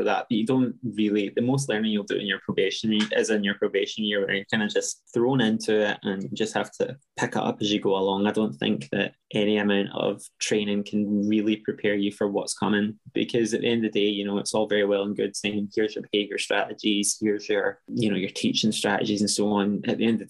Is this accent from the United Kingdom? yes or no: yes; Scotland, United Kingdom; also born or lived in Bolivia; I grew up in Scotland, but I was born in Bolivia.